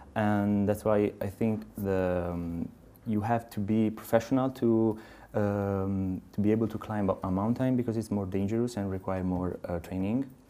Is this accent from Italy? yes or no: yes; Pisa, Tuscany, Italy; English is a second language; I'm from Italy, in Pisa. I live in Pisa.